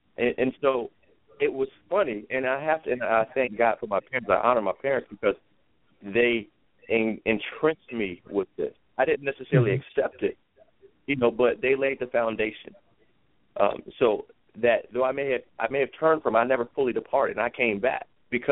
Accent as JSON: {"language": "English", "country": "United States", "said": "as an American, I love my country."}